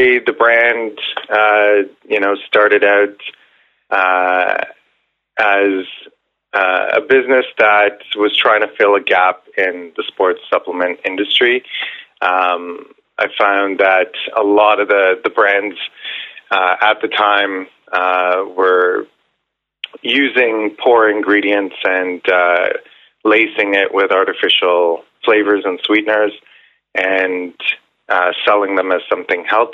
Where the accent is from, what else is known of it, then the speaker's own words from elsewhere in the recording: Ontario, Canada; now in Vancouver, Canada; I'm originally from Ontario